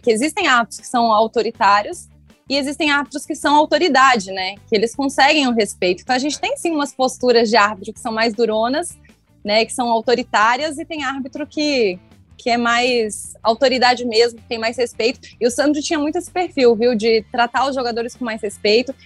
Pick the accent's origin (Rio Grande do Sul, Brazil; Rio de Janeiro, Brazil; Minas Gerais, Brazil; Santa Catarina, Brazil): Santa Catarina, Brazil; Criciúma; Eu sou de Criciúma, então frequentei muito o Heriberto Wilson.